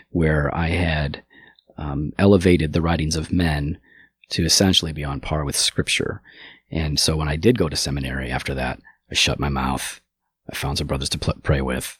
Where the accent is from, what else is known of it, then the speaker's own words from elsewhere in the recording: Geneva, Illinois, United States; also born or lived in St. Charles, Illinois; I grew up in Geneva, which is one town south